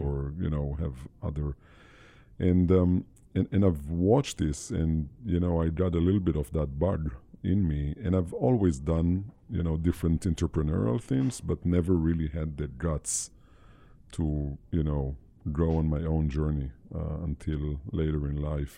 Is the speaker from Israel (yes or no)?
yes; Israel; I, born and raised in Israel